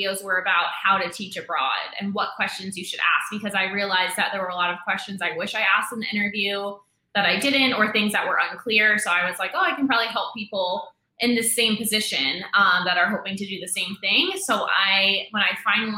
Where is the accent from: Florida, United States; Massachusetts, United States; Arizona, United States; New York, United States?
New York, United States; moved away as an adult; also born or lived in Dominican Republic; I'm from New York. I was working in Manhattan